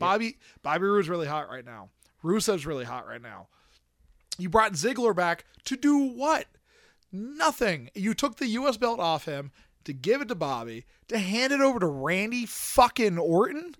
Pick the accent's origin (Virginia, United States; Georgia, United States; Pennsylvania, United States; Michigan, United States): Pennsylvania, United States; I'm from Pennsylvania